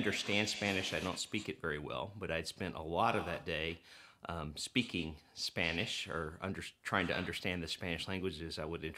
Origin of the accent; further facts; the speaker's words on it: Turkey; when he heard that I grew up in Turkey